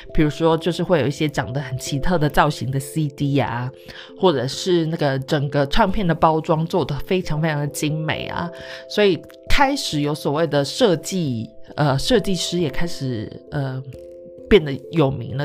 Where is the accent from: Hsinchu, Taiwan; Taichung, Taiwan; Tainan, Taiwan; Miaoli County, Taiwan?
Taichung, Taiwan; 因为我是台中的孩子